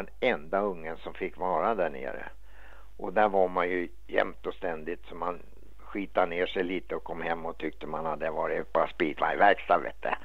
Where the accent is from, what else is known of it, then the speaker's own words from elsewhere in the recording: Stockholm, Stockholm County, Sweden; moved away as an adult; also born or lived in San Diego, California; I det kvarteret där jag bodde i Enskede när jag växte upp, jag var en liten grabb